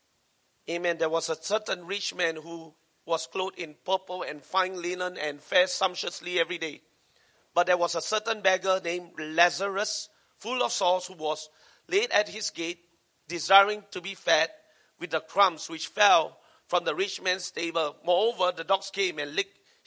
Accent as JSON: {"language": "English", "country": "Singapore", "said": "I'm Singaporean"}